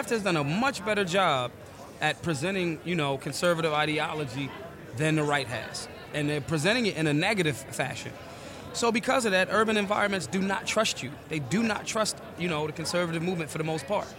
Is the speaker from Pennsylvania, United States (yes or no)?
yes; Philadelphia, Pennsylvania, United States; I'm from North Philly